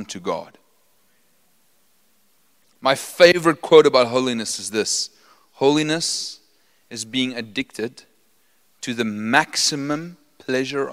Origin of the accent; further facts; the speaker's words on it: Potchefstroom, North West, South Africa; I'm from Potchefstroom. I'm an original Potchie. Okay, I didn't just study there.